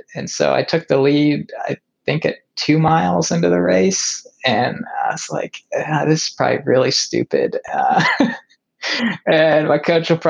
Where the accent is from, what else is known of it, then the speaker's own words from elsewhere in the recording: Kansas, United States; I came from Kansas, you know, downhills are going to be the worst for me.